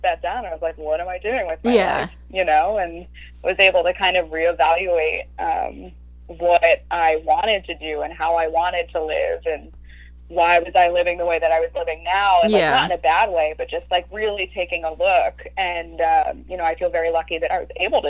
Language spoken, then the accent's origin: English; Long Island, New York, United States; also born or lived in Miami, Florida; I grew up and spent most of my life in New York. I was born in Miami and moved up when I was fairly young